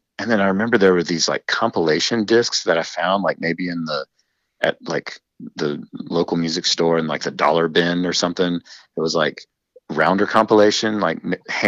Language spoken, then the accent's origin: English; Western North Carolina, United States; I grew up in Western North Carolina